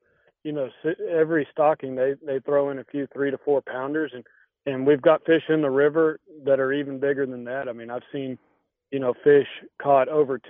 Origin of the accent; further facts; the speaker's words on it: Terrell, Texas, United States; I'm originally from east of Dallas, a little town called Terrell, Texas.